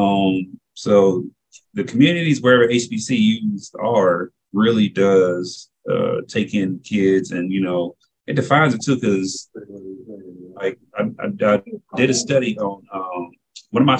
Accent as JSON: {"language": "English", "town": "Nashville", "region": "Tennessee", "country": "United States", "tie": "born or raised there", "moved": "yes", "lives_now": "Macon, United States", "said": "I'm originally from Nashville"}